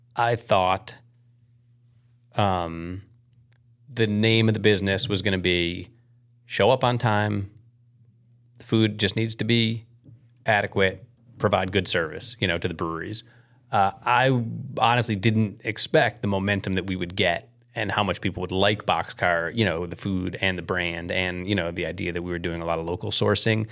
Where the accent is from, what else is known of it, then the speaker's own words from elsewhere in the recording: Chicago, Illinois, United States; moved away; I grew up in Chicago mostly